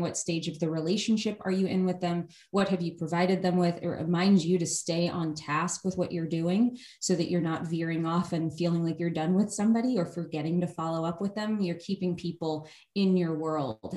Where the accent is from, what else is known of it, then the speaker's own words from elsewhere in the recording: New York, United States; also born or lived in Los Angeles, United States; now in Austin, United States; Been here uh, a little over two years. We were in Los Angeles before that, and I grew up in New York